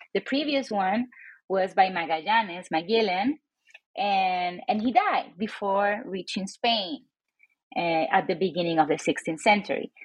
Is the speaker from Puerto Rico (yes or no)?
yes; San Juan, Puerto Rico; moved away as an adult; now in Reno, United States; I was born and raised in San Juan, Puerto Rico, a little island in the Caribbean